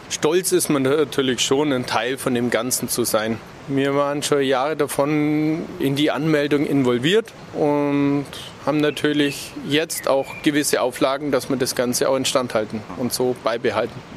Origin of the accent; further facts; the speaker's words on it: Augsburg, Bavaria, Germany; Ja, bin ich. Ich bin früher als Kind an der Singold und also unser Grundstück war direkt an der Singold, bin da aufgewachsen